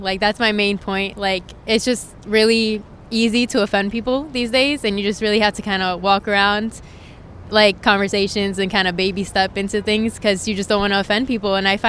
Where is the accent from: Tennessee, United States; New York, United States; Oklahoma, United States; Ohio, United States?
New York, United States; New York City; I am from New York, from the Bronx specifically. Shout out to the Bronx.